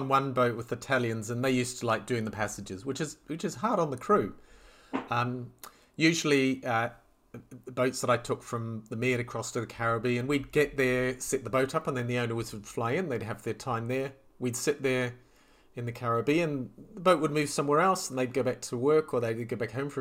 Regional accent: New Zealand; moved away as an adult; also born or lived in Mediterranean / Southeast Asia; I grew up in New Zealand, and I could sail before I could walk.

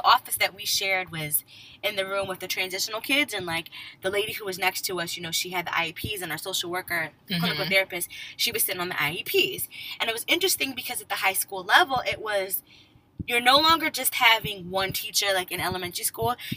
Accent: Connecticut, United States; also born or lived in West Indies (ancestry); now in Maryland, United States; I grew up in Connecticut

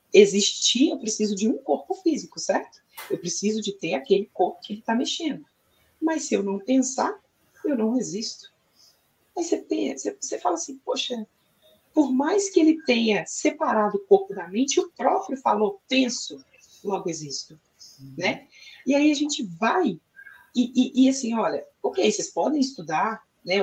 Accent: Brazil; eu nasci aqui no Brasil, fiz a minha formação aqui no Brasil também

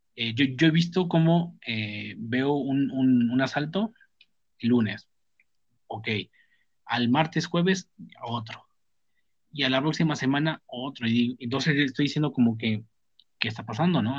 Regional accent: Mexico; somos mexicanos y somos lo que somos

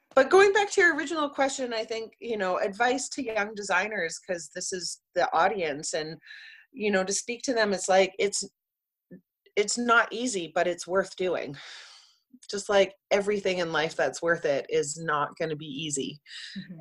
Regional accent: Vancouver, British Columbia, Canada; I grew up in Vancouver and watched the city go from like a oversized

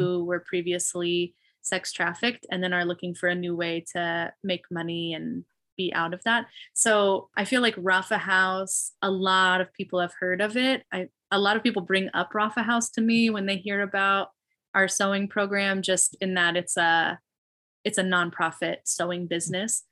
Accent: Illinois, United States; also born or lived in Knoxville, Tennessee; now in Phoenix, United States; I grew up in Illinois

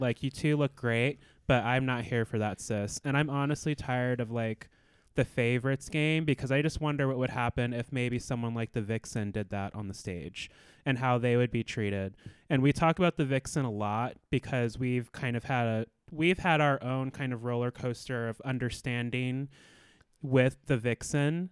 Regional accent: Anchorage, Alaska, United States; I was born and raised in Anchorage, Alaska

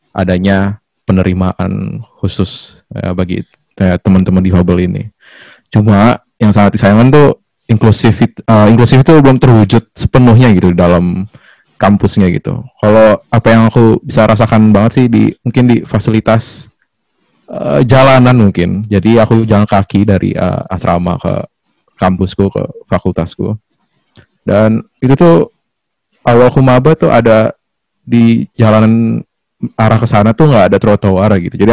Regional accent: Bekasi, West Java, Indonesia; asal Bekasi kak Yuli

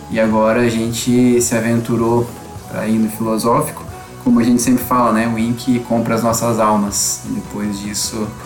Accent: Blumenau, Santa Catarina, Brazil; eu sou de Blumenau, Santa Catarina

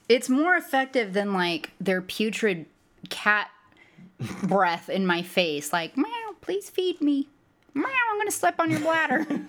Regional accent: United States; as an American

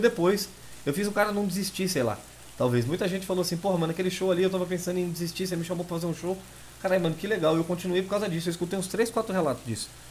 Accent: São Paulo, Brazil; Eu sou nascido e criado em São Paulo

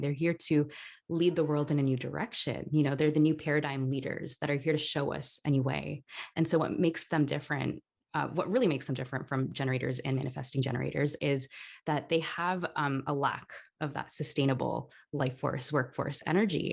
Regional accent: Toronto, Ontario, Canada; now in Barcelona, Spain; I'm originally from Toronto, Canada, um, but I'm currently living in Barcelona

